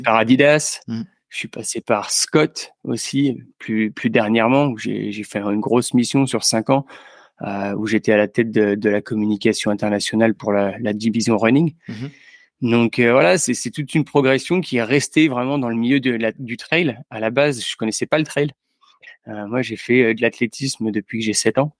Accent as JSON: {"language": "French", "area": "Yvelines, near Mantes-la-Jolie", "region": "Île-de-France", "country": "France", "tie": "born or raised there", "also_born_or_lived": "Angers", "said": "j'ai grandi dans, les Yvelines, juste à côté de Mantes-la-Jolie"}